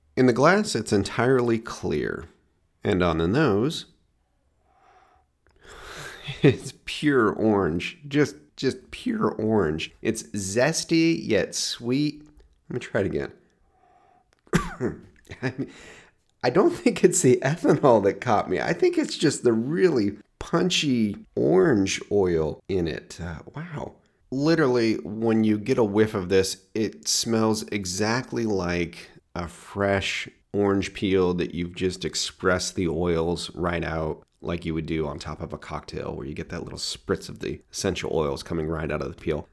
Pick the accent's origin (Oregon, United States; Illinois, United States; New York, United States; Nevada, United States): Oregon, United States; my home state of Oregon